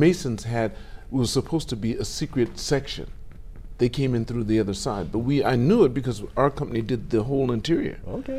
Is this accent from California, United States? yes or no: yes; Los Angeles, California, United States; moved away as an adult; now in Japan; West Coast. I'm from Los Angeles.